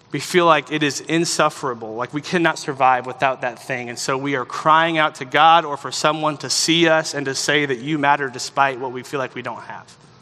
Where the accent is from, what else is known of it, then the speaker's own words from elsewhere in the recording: the South, United States; growing up in the South